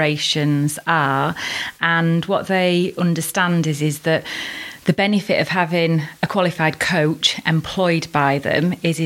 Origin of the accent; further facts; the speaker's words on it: Worksop, East Midlands, United Kingdom; now in Chesterfield, United Kingdom; I was born and bred in Worksop back in 1974